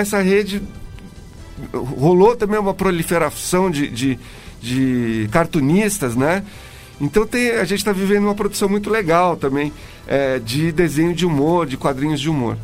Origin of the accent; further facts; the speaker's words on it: Brazil; Eu cresci numa época em que no Brasil também tinha, vivia um, um momento político muito louco